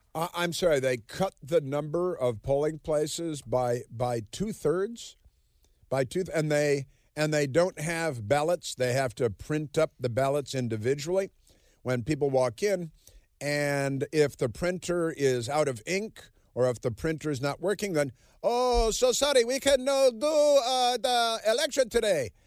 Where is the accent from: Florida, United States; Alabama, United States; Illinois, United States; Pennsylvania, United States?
Illinois, United States; Chicago; moved away; I'm from Chicago